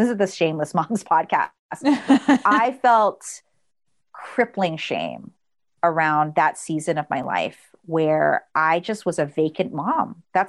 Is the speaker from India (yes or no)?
no; Philippines; Cause, like, again, we're Filipino.